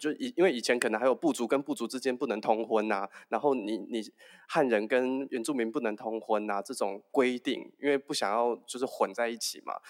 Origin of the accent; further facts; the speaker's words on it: Taiwan; 我的爸爸不是不是从在台湾出生的，他就是真的是从中国来到台湾的嘛。那我但我就是在台湾出生长大的孩子啊